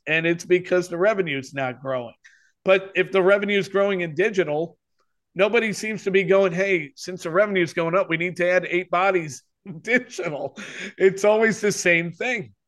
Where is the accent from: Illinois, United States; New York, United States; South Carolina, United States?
New York, United States; New York City; moved away as an adult; also born or lived in Bristol, Connecticut / Philadelphia / St. Louis / San Francisco; I grew up in New York